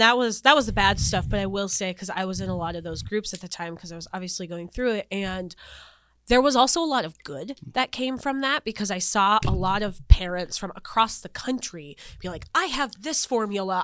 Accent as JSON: {"language": "English", "region": "North Dakota", "country": "United States", "tie": "born or raised there", "also_born_or_lived": "Wilmington, North Carolina", "moved": "as an adult", "lives_now": "Tucson, United States", "said": "So, I'm originally from North Dakota. Like, I grew up in North Dakota"}